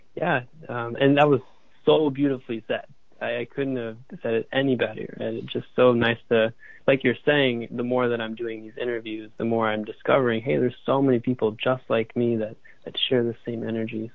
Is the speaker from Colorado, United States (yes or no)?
yes; Boulder, Colorado, United States; moved away as an adult; also born or lived in San Francisco, California; I grew up in Boulder, Colorado, and we have amazing sunsets out there.